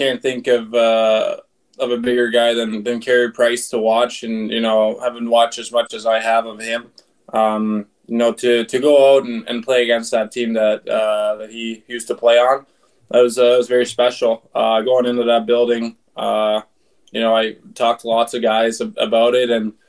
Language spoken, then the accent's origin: English; Aalborg, North Denmark Region, Denmark; moved away; my hometown pro team, Aalborg Pirates.